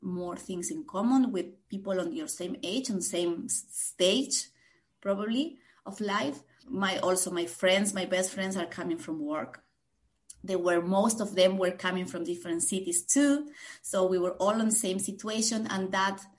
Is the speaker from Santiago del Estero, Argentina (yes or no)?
yes; Santiago del Estero, Argentina; moved away as an adult; also born or lived in Buenos Aires, Argentina; now in Basel, Switzerland; I originally come from the north of Argentina, and my first big move was to from Santiago, my hometown, to Buenos Aires